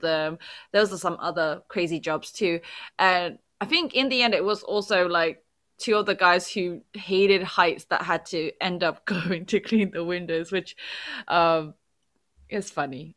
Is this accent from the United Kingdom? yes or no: yes; England, United Kingdom; now in South Korea; as a Brit